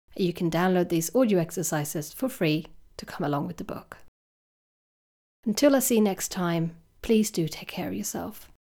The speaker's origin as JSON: {"language": "English", "country": "Sweden", "moved": "yes", "lives_now": "United Kingdom", "said": "I come from Sweden"}